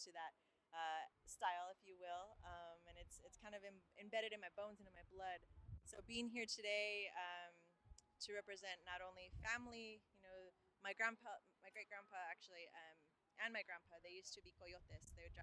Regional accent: Los Angeles, California, United States; I'm from Boyle Heights

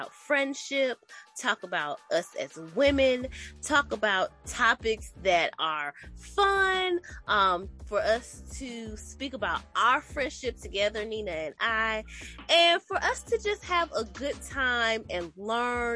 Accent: Milwaukee, Wisconsin, United States; now in North Carolina, United States; I'm originally from Milwaukee, Wisconsin. I currently reside in North Carolina as well.

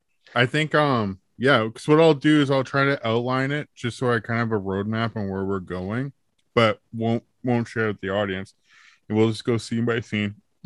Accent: Canada; We're Canadian.

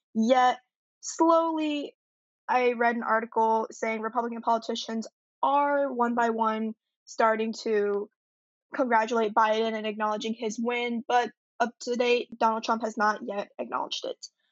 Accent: Fulton County, Georgia, United States; I'm actually also from Georgia. I'm actually from Fulton County

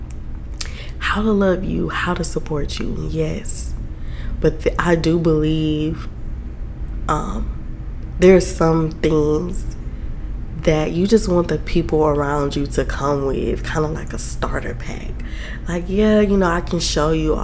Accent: South Georgia, United States; now in Atlanta, United States; I'm from South Georgia, okay? Like, I grew up Baptist. My church back home

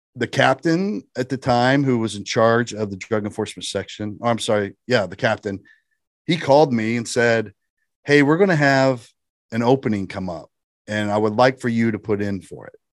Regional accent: Shelby County, Indiana, United States; I was from Shelby County, Indiana, which is, you know, a suburb area of Indianapolis.

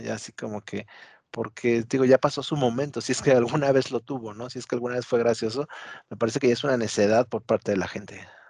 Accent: Mexico; así somos los mexicanos

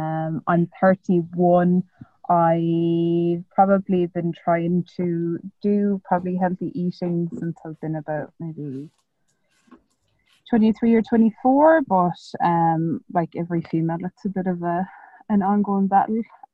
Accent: County Kerry, Munster, Ireland; moved away as an adult; also born or lived in Sydney, Australia; now in Auckland, New Zealand; I'm from the Kingdom of Kerry, the best county in Ireland. I started traveling when I was 25, so I was in Sydney for 2 years, and then came over to New Zealand

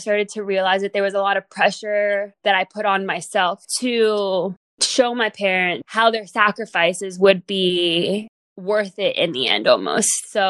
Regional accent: Guatemala City, Guatemala Department, Guatemala; I was born and raised in Guatemala City, Guatemala. If you're not familiar, the location of where that is, it is in Central America, bordering Mexico.

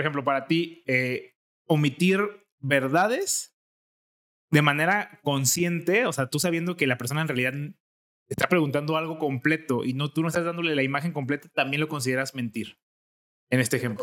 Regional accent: Jalisco, Mexico; accent: jalisquillo; mi acento jalisquillo

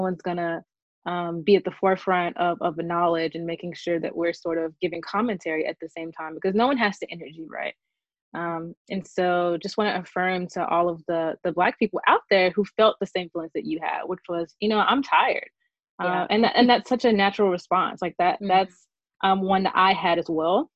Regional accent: Birmingham, Alabama, United States; I'm a lifelong daughter of Birmingham, Alabama.

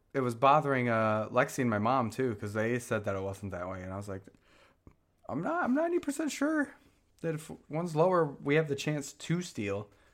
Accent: Michigan, United States; moved away; I'm from Michigan

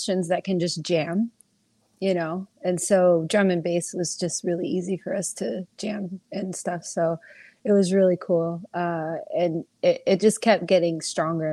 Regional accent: Dallas, Texas, United States; moved away as an adult; now in Los Angeles, United States; I'm from Dallas originally, and was in a bunch of bands out there. And in 2019, I decided to make my way to California.

